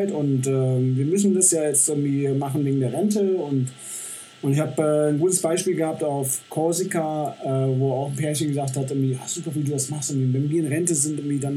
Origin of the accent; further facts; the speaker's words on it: Düsseldorf, North Rhine-Westphalia, Germany; moved away as an adult; also born or lived in Celle / Bremen; now in Saalbach, Austria; habe dann meine Heimatstadt, also, beziehungsweise Düsseldorf, nochmal von einer ganz anderen Seite kennenlernen dürfen